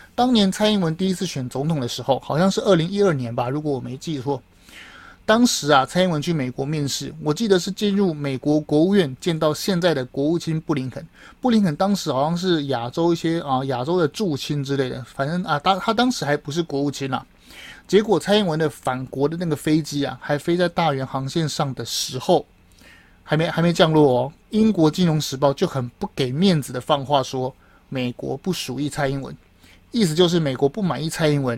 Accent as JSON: {"language": "Chinese", "country": "Taiwan", "said": "我们台湾人"}